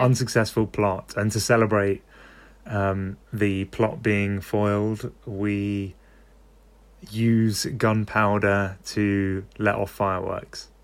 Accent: London, United Kingdom; I'm from London

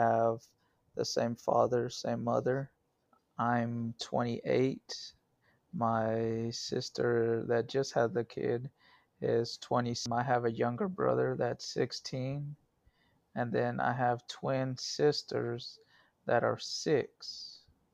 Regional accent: Dallas, Texas, United States; I grew up here in Dallas. Different parts of Dallas, North Dallas and East Dallas and Lovefield area

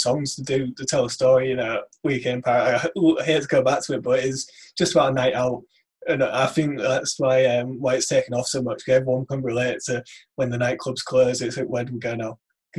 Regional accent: Hull, Yorkshire and the Humber, United Kingdom; moved away as an adult; now in Manchester, United Kingdom; I'm from Hull, but I actually live in Manchester at university at the moment.

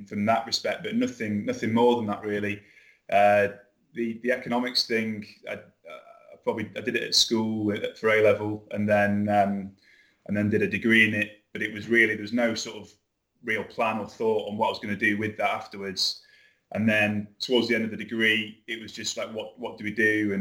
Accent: Fylde Coast, Lancashire, North West England, United Kingdom; accent: Lancashire; moved away as an adult; also born or lived in London; as you can probably tell from my accent, Lancashire lad, originally grew up on a place called the Fylde Coast, moved down to London after university

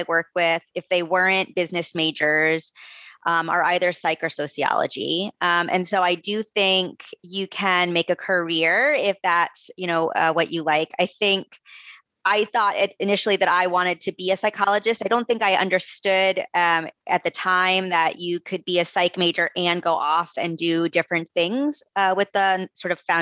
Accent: Coral Springs, Florida, United States; moved away as an adult; also born or lived in Gainesville, Florida; now in Vermont, United States; I'm from South Florida originally. So I was born and raised in Florida. I'm from Coral Springs

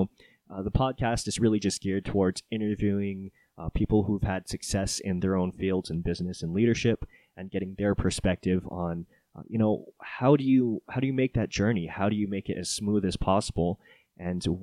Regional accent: Oahu, Hawaii, United States; also born or lived in Japan / California; I'm not a Colorado native. I was born and raised in Hawaii on the island of Oahu. And I moved around a little bit during my childhood. My stepdad was in the Navy, so I was a military brat.

